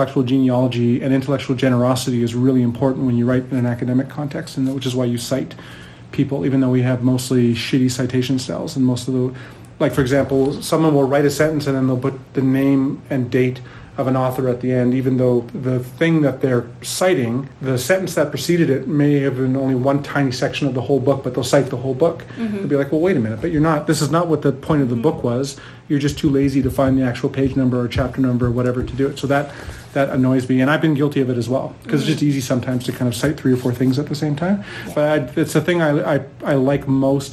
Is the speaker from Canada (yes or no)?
yes; Prince Albert, Saskatchewan, Canada; moved away as an adult; also born or lived in Ontario; now in Edmonton, Canada; I'm Métis originally from the Parkland region of Saskatchewan. I grew up in Prince Albert and surrounding area in Saskatchewan.